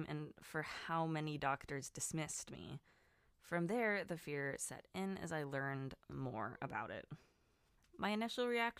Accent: Southern California, United States; also born or lived in Wisconsin; now in Florida, United States; I'm from SoCal originally

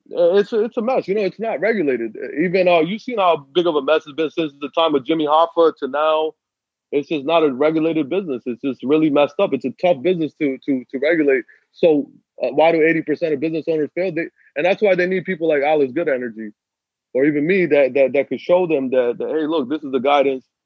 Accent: Pakistan; I'm Pakistani

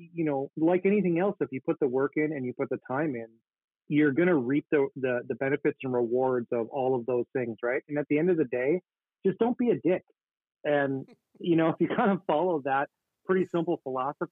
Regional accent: Grand Forks, North Dakota, United States; my hometown here in Grand Forks

